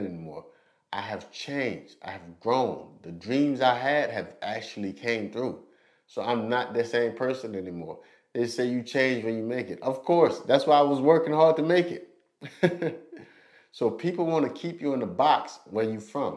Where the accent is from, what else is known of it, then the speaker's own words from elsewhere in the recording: West St. John, Louisiana, United States; my hometown at West St. John